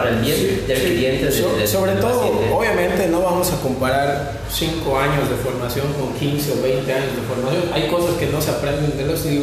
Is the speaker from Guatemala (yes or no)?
no; Yucatán, Mexico; Somos yucatecos muy buena vibra para lo